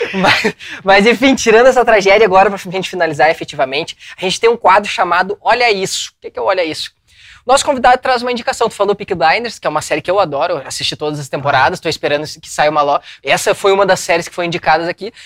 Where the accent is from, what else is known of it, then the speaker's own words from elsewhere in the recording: São Leopoldo, Rio Grande do Sul, Brazil; a gente é de São Leopoldo. É perto de Porto Alegre